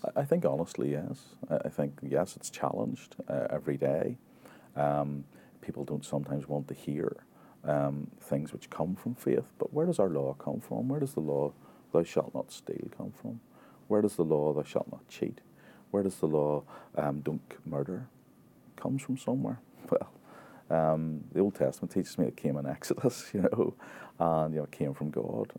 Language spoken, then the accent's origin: English; Ulster / Northern Ireland, United Kingdom; identity of Ulster people. We're quite thrawn